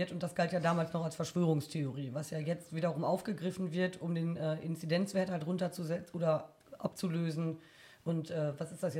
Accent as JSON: {"language": "German", "town": "Bielefeld", "region": "North Rhine-Westphalia", "country": "Germany", "said": "Ich komme tatsächlich aus Bielefeld."}